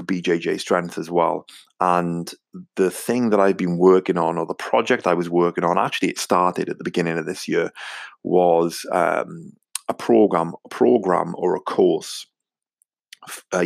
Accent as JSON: {"language": "English", "region": "Wales", "country": "United Kingdom", "accent": "Welsh", "said": "my strange Welsh accent"}